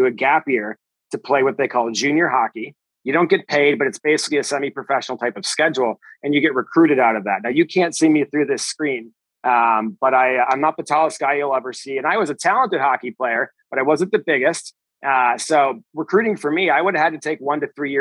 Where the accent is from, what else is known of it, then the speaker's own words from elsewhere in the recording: Chicago, Illinois, United States; I'm from Chicago, grew up in the big city